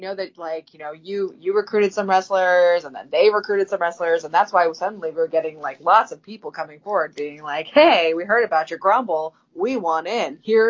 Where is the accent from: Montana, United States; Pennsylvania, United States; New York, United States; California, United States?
Pennsylvania, United States; Pittsburgh; my hometown, Pittsburgh, PA